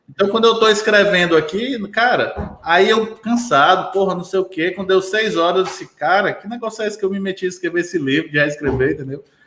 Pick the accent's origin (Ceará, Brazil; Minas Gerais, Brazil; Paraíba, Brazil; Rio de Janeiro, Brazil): Ceará, Brazil; also born or lived in Fortaleza; now in Eusébio, Brazil; eu sou cearense